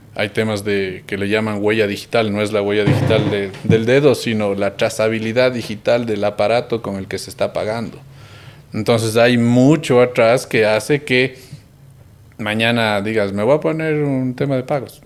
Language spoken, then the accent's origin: Spanish; Cuenca, Azuay, Ecuador; seguimos siendo esos chicos cuencanos